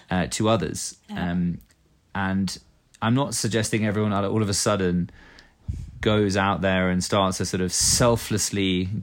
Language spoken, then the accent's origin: English; England, United Kingdom; now in Norway; When I first moved to Norway, {S1} yeah, {S0} I came from England. And in England, uh, you know, we have this sort of gentlemanly uh, approach